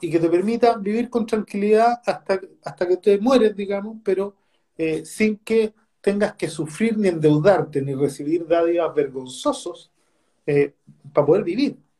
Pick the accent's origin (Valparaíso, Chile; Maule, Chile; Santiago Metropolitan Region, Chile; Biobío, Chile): Santiago Metropolitan Region, Chile; Recoleta; con la comuna de Recoleta, en donde yo nací, me crié, me eduqué, trabajé y viví hasta los 40 años.